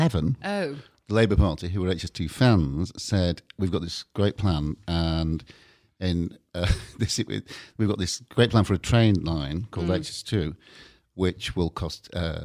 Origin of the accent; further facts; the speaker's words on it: the north of England, United Kingdom; moved away; you may have gathered I'm not actually from Brighton or London.